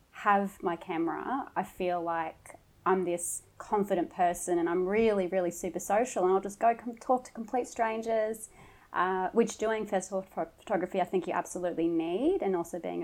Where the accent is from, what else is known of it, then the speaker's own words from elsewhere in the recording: Mooloolaba, Queensland, Australia; also born or lived in Toowoomba, Queensland / Brisbane, Queensland; Toowoomba, but grew up on the Sunshine Coast, gorgeous Mooloolaba